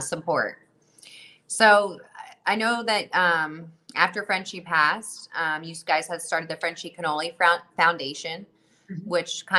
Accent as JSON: {"language": "English", "region": "New Jersey", "country": "United States", "said": "I'm from Jersey"}